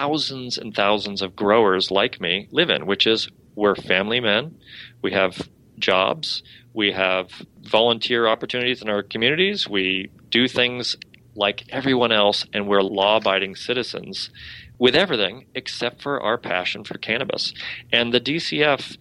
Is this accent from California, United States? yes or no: no; Spokane, Washington, United States; now in Massachusetts, United States; I'm from Spokane, Washington